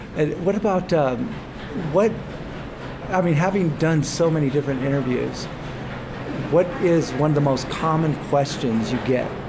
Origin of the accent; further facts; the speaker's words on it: Fresno, California, United States; I'm from Fresno